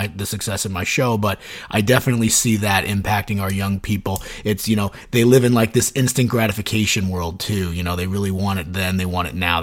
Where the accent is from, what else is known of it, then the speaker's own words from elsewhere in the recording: Suffern, New York, United States; I grew up in Suffern. I work in Suffern now